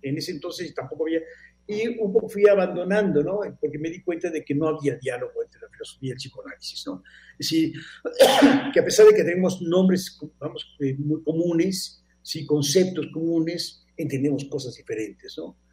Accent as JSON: {"language": "Spanish", "country": "Mexico", "said": "soy de México"}